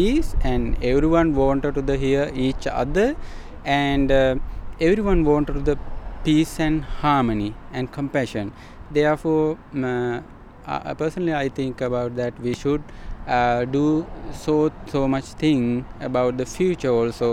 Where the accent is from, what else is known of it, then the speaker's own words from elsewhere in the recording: Sri Lanka; now in Rockville, United States; We are from Sri Lanka